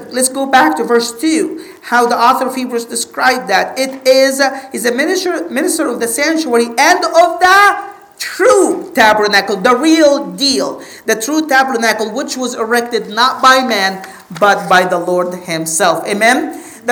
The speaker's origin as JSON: {"language": "English", "country": "Egypt", "said": "I'm from Egypt"}